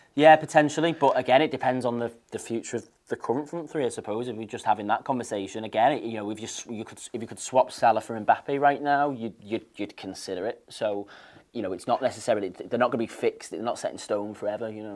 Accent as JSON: {"language": "English", "town": "Wigan", "region": "North West England", "country": "United Kingdom", "said": "I'm from Wigan"}